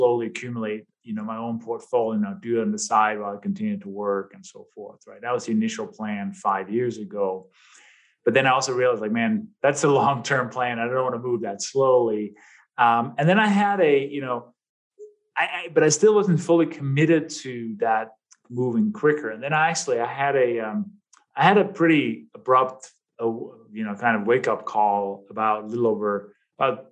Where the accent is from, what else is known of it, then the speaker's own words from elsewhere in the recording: Denmark; English is a second language; moved away as an adult; now in United States; people may detect a little bit of an accent. And as you in the intro, you said, you know, I came from Denmark. I've been here. I've literally been in the U.S. for half of my life now. I just turned 50 this year.